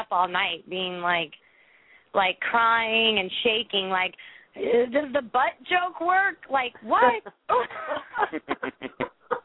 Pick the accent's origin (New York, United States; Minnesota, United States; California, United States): New York, United States; New York City; moved away; I'm from the ghetto in New York. Like, I'm from Inwood